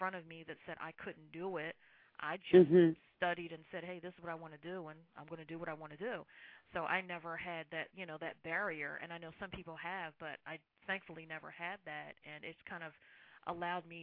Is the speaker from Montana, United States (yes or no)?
no; Burlington, New Jersey, United States; I grew up in New Jersey, in Burlington, New Jersey, where the original Burlington Coat Factory is.